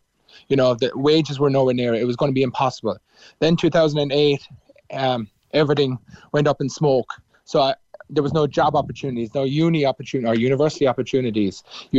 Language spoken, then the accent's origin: English; Cork, Munster, Ireland; born or raised there; moved away as an adult; now in Melbourne, Australia